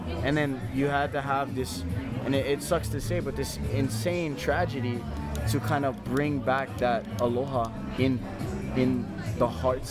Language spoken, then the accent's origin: English; Lahaina, Hawaii, United States; I'm from Lahaina, he from Lahaina. We born and raised West Side.